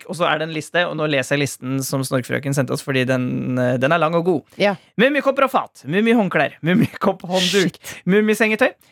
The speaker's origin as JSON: {"language": "Norwegian", "town": "Sandefjord", "region": "Vestfold", "country": "Norway", "said": "Jeg er jo fra Sandefjord! Hallo!"}